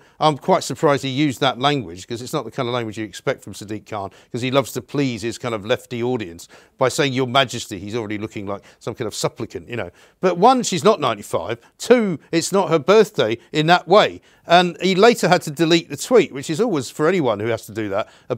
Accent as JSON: {"language": "English", "region": "London", "country": "United Kingdom", "tie": "born or raised there", "said": "Rosecroft Avenue, which happens to be the place I was born in North London"}